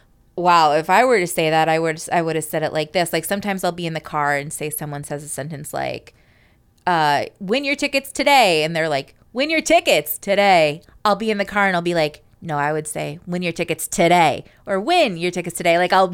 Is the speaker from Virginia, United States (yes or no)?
no; Bethany, Connecticut, United States; from Bethany, Connecticut.